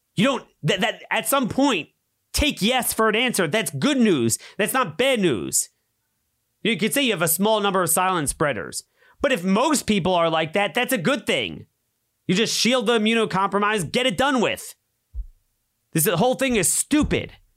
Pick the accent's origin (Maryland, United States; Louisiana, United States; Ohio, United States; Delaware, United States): Maryland, United States; My home state of Maryland